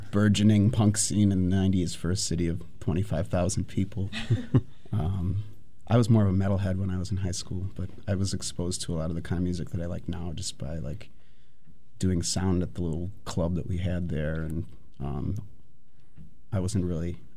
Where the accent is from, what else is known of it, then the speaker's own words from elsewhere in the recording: West Bend, Wisconsin, United States; now in Milwaukee, United States; I grew up in West Bend, Wisconsin